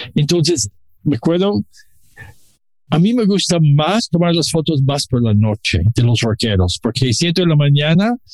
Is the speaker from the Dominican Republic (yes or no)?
no; Mexico City, Mexico; Los dos somos chilangos.